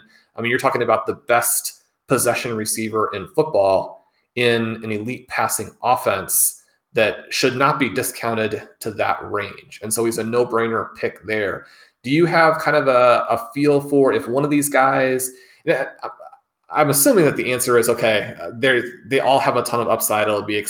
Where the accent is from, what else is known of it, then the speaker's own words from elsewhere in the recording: Kansas City, Missouri, United States; I mean, I'm a huge Chiefs fan. People know I grew up in Kansas City.